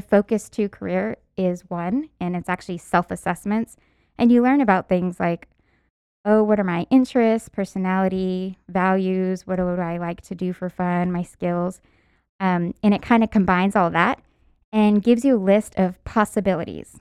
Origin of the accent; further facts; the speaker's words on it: San Antonio, Texas, United States; where I went to school was way North Texas, and I'm from San Antonio